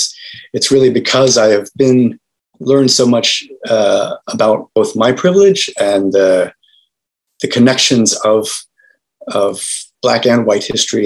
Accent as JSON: {"language": "English", "region": "Northern Virginia", "country": "United States", "tie": "born or raised there", "also_born_or_lived": "Senegal", "said": "I grew up in just outside of Washington, D.C. in Northern Virginia"}